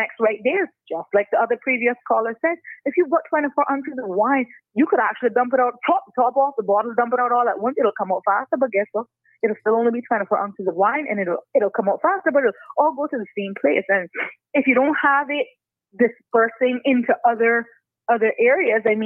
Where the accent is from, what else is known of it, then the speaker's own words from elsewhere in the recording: West Bay, Cayman Islands; I was commuting from West Bay to Georgetown to George Hicks and John Gray